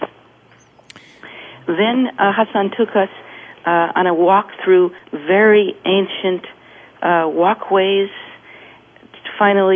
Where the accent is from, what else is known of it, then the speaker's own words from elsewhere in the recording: California, United States; from California